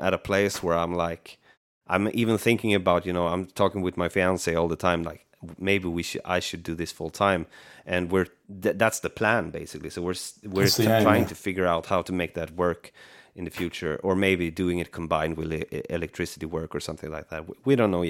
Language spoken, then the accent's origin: English; Sweden; I'm from Sweden